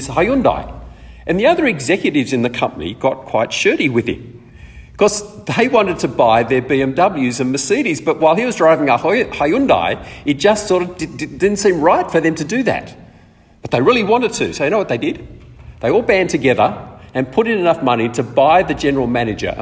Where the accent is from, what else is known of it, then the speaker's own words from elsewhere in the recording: Australia; also born or lived in East Africa; We came back to Australia when I was seven.